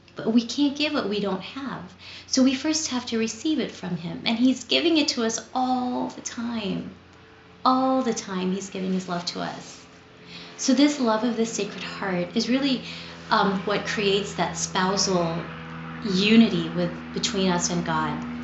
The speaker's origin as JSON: {"language": "English", "town": "Los Angeles", "region": "California", "country": "United States", "tie": "born or raised there", "also_born_or_lived": "Philippines", "said": "I grew up here in Southern California. I was born in the Philippines and came here to Los Angeles when I was seven. So, I was essentially raised here in the City of the Angels"}